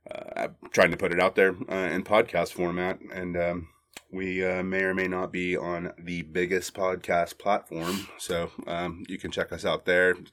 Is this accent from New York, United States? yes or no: no; Arlington, Texas, United States; now in Austin, United States; I was born and raised in Arlington, Texas. It's the home of the Texas Rangers, now the Dallas Cowboys, Wet and Wild, Six Flags, and a uh, pretty incredible place. So clearly, I got the hell out of there as soon as I could.